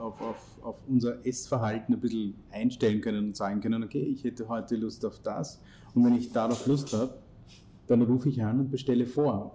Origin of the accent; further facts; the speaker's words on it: India; now in Austria; ich bin in Indien geboren und aufgewachsen